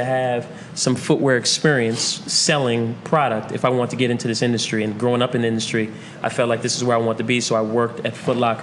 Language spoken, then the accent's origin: English; New York, United States; Born and raised in New York